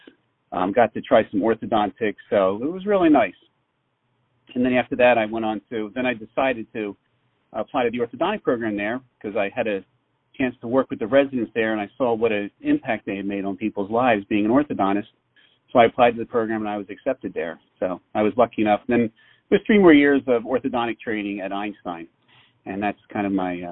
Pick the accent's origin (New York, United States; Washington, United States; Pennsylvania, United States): Pennsylvania, United States; Philadelphia; I was born and raised in the Philadelphia area